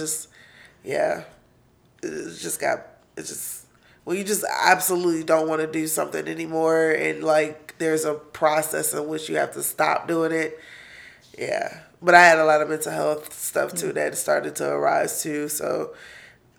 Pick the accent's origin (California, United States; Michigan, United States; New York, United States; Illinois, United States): Michigan, United States; Detroit; also born or lived in San Antonio, Texas; I was born in Detroit, and then for preschool, I was in San Antonio